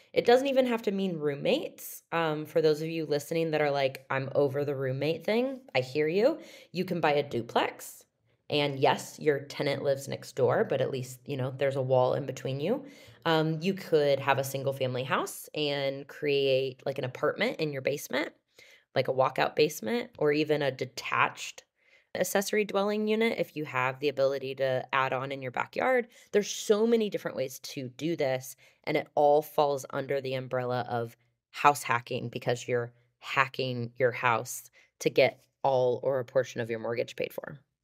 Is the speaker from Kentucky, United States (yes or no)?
no; Overland Park, Kansas, United States; moved away; also born or lived in Denver; I grew up in Overland Park, Kansas